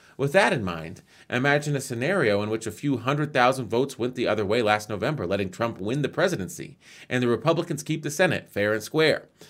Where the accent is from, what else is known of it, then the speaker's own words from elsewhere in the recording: United States; I'm an American.